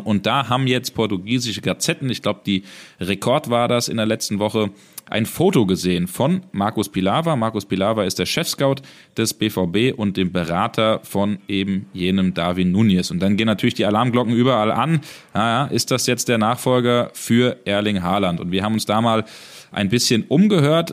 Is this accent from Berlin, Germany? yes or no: no; Hesse, Germany; wie man bei uns in Hessen sagt